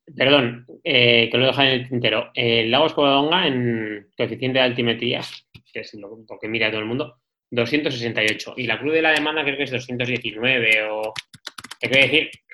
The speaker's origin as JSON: {"language": "Spanish", "region": "La Rioja", "country": "Spain", "said": "yo soy riojano"}